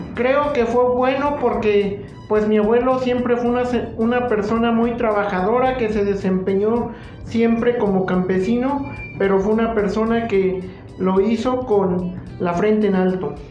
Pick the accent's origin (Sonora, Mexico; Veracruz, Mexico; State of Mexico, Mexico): Veracruz, Mexico; Jalacingo; soy originario de Jalacingo, Veracruz y mi domicilio se encuentra en esa misma ciudad